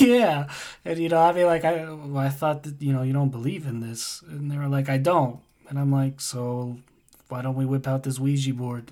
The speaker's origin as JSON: {"language": "English", "country": "United States", "also_born_or_lived": "Denmark", "said": "I'm from the States"}